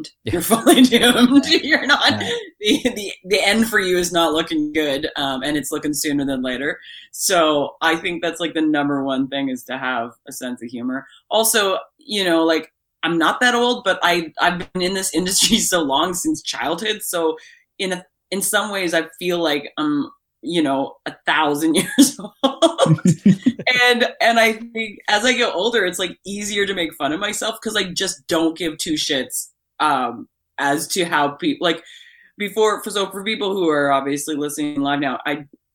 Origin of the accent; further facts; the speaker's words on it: Prince Edward County, Ontario, Canada; I grew up in Prince Edward County.